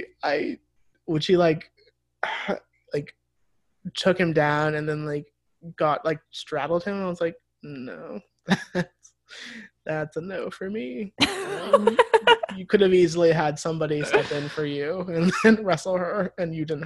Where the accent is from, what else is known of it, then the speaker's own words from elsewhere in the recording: Midwest, United States; We are from the Midwest, we are easily scandalized.